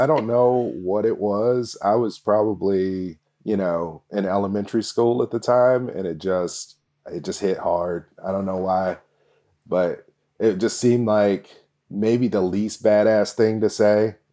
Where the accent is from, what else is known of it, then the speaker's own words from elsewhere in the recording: Kansas, United States; now in Portland, United States; I grew up in Kansas